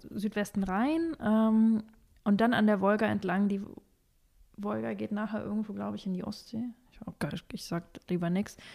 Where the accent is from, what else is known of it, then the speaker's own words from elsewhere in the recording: Kazakhstan; born there; ich bin in Kasachstan geboren und meine Familiengeschichte ist relativ lang